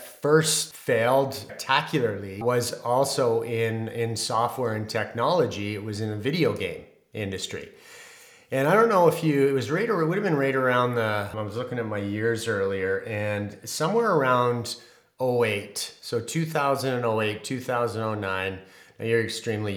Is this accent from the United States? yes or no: no; Canada; I'm a Canadian